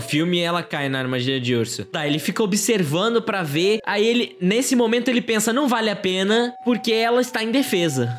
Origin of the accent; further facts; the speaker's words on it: Brazil; Como brasileiro, apesar de português e 100% do sangue de português, como brasileiro, eu, eu, sou